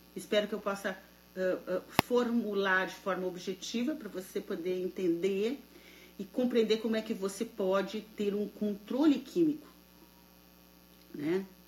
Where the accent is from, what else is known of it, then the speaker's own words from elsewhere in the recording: Santa Maria, Rio Grande do Sul, Brazil; now in United States; boa noite de Santa Maria, boa noite, minha terra natal